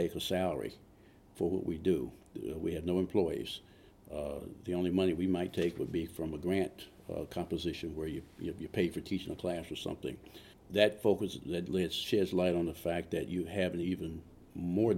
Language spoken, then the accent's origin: English; Washington, District of Columbia, United States; moved away as an adult; now in Beaufort County, United States; I am from Washington, D.C.